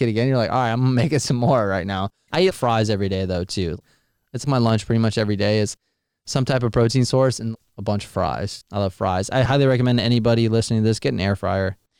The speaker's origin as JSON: {"language": "English", "area": "near Jacksonville", "region": "Florida", "country": "United States", "tie": "born or raised there", "said": "I was born and raised near Jacksonville"}